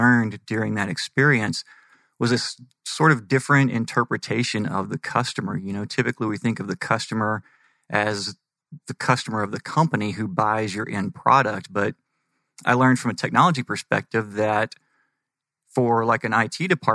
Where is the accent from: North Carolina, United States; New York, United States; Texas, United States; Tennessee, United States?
Texas, United States; moved away as an adult; now in Arizona, United States; Born and raised in Texas, and then the day that I hit 18, took off traveling the United States